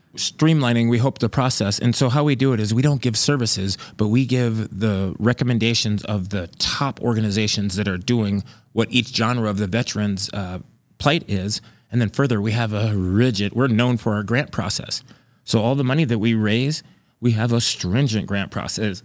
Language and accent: English; Grand Forks, North Dakota, United States; I'm from Grand Forks, North Dakota